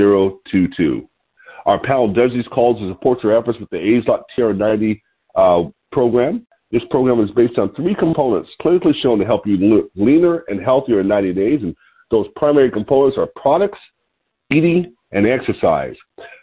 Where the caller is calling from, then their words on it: Lompoc, California, United States; I'm your host today. I'm calling in from Lompoc, California, which sits 54 miles north of Santa Barbara on California's beautiful central coast.